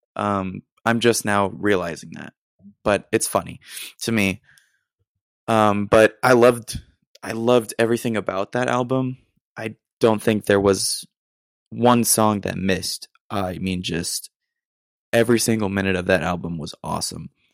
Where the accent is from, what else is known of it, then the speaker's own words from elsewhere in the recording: Austin, Texas, United States; moved away as an adult; now in San Marcos, United States; I'm originally from Austin, but right now I'm in San Marcos